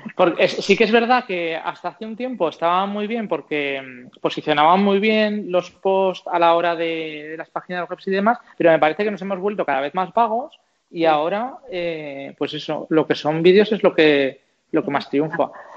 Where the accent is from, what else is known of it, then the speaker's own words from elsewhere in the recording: Zaragoza, Aragon, Spain; soy de Zaragoza y por cercanía, pues no sé, Aragón